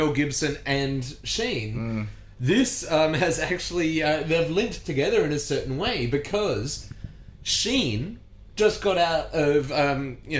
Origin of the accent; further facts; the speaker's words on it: Australia; we are Australians